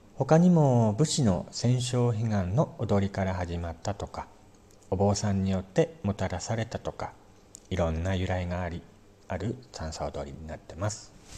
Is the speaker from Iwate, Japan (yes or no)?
yes; Morioka, Iwate, Japan; 僕の地元の盛岡